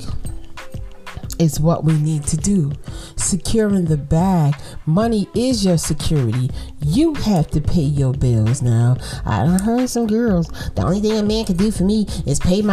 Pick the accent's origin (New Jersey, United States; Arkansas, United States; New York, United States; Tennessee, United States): New York, United States; New York City; I'm from Brooklyn